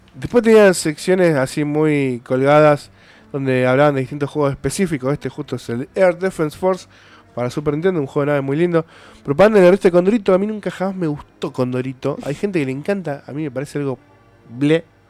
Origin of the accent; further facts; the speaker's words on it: Argentina; nosotros somos de Argentina